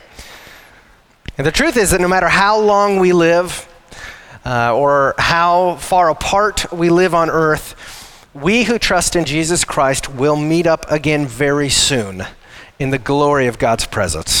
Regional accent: Wyoming, United States; moved away as an adult; we are not from this area. We're from Wyoming originally. We've served here for 13 years

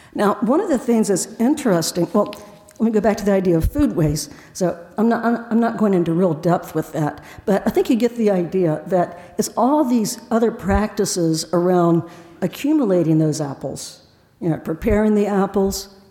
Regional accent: Appalachia, United States; I grew up with it in Appalachia

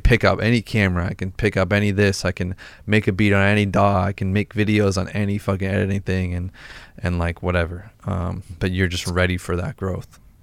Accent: Massachusetts, United States; we're both from Massachusetts

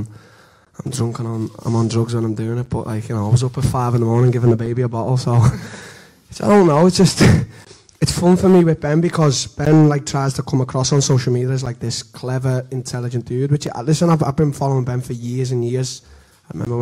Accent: Liverpool, North West England, United Kingdom; in my hometown, you know, just to sell out.

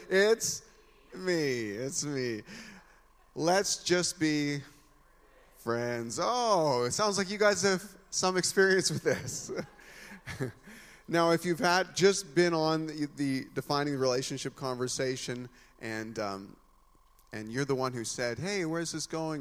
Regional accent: Canada; being a Canadian

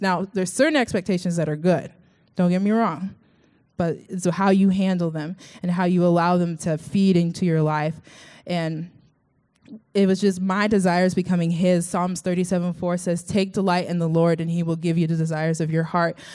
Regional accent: Sugar Land, Texas, United States; moved away; This is where I'm from. Uh, it's called Sugarland, Sugar, and then Space, and then Land, Texas.

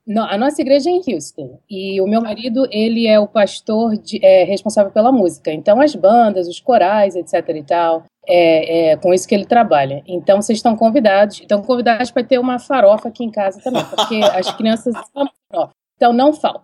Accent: Brazil; moved away as an adult; also born or lived in Mississippi, United States / North Carolina, United States; now in Texas, United States

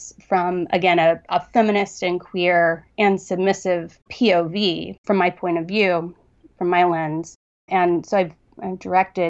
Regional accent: Southern Ohio, United States; I grew up in Southern Ohio

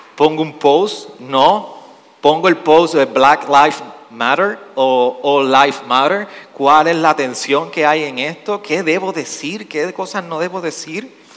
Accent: Puerto Rico; nosotros respondemos como puertorriqueños

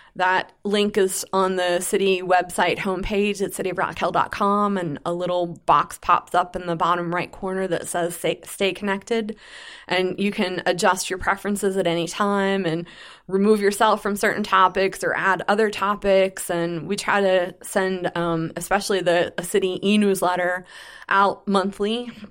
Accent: Pittsburgh, Pennsylvania, United States; moved away as an adult; now in Rock Hill, United States; I'm originally from the Pittsburgh, Pennsylvania area and moved to Rock Hill in two thousand five

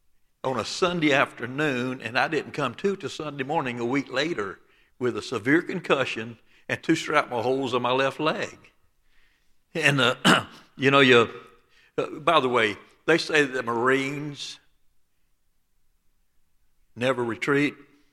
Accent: the South, United States; And I was born and raised in the Bible Belt of the South.

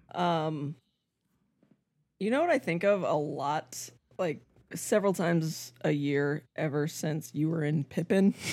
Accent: Albuquerque, New Mexico, United States; when I was growing up in Albuquerque, New Mexico

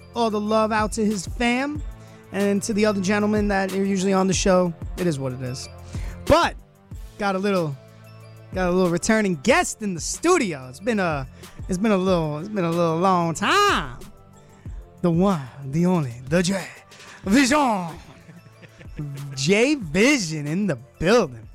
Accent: Brooklyn, New York, United States; also born or lived in Myrtle Beach / Florida / Orange County, New York; now in Rochester, United States; I'm born and raised in Brooklyn, but you know, traveled around as I got older

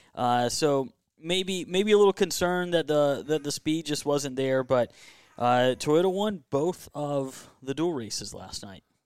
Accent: Kinston, North Carolina, United States; I was from Kinston

